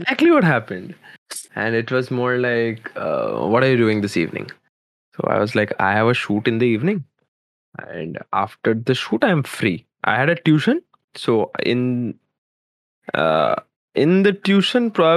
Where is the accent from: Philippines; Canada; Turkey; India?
India; Kolkata, West Bengal; I am from Kolkata